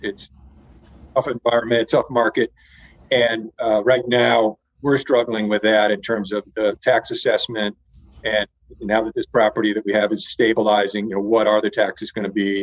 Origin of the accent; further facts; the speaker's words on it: Connecticut, United States; moved away as an adult; also born or lived in Dallas, Texas; I live in Connecticut. This is uh, the state that I grew up